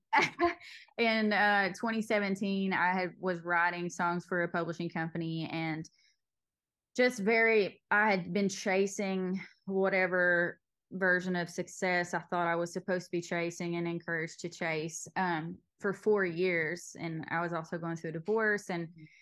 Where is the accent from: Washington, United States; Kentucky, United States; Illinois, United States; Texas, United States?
Kentucky, United States; Knott County, Eastern; I grew up in Knott County